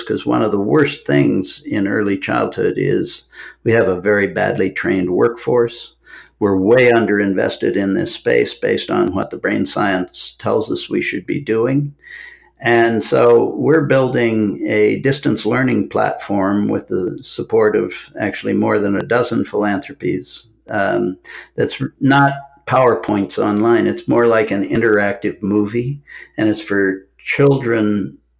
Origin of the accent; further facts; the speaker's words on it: Omaha, Nebraska, United States; moved away as an adult; also born or lived in London / Atlanta; I grew up in Omaha